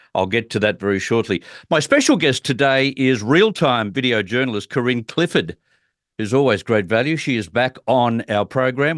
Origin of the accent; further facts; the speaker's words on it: Australia; as an Australian looking on